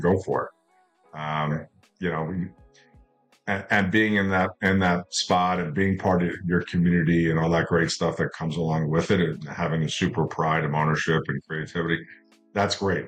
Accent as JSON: {"language": "English", "region": "New York", "country": "United States", "tie": "born or raised there", "also_born_or_lived": "Las Vegas, Nevada", "moved": "as an adult", "said": "as a kid growing up in New York"}